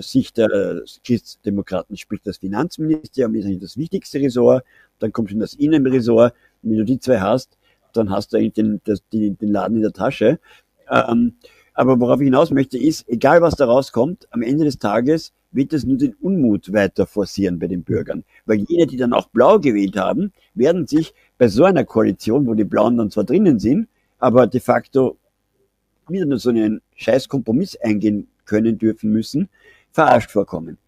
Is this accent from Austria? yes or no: yes; Austria; bei uns in Österreich